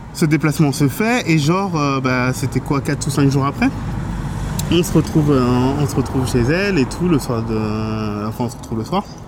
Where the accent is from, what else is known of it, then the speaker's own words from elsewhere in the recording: France; je suis français